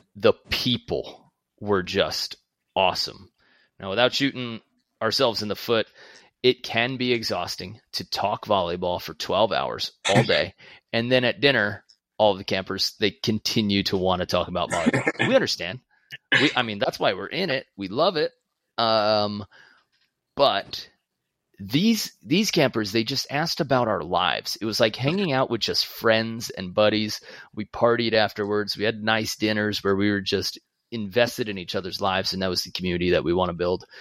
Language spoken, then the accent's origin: English; New York City, New York, United States; moved away; also born or lived in Long Beach, New York; I'm from Queens. I grew up playing volleyball in Long Beach